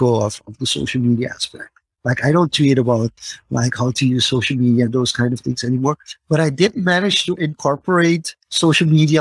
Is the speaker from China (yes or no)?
no; Suriname; my home country, for Suriname